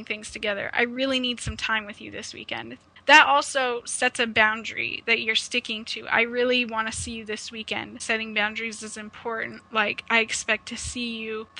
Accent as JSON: {"language": "English", "town": "Omaha", "region": "Nebraska", "country": "United States", "moved": "yes", "lives_now": "Ontario, Canada", "said": "I am originally from Omaha, Nebraska, but I've relocated to Ontario, Canada"}